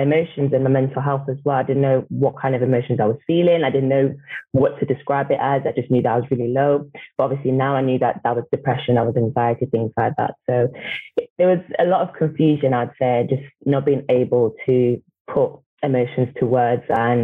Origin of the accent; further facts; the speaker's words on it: Manchester, North West England, United Kingdom; I am 24 years old and I'm from Manchester.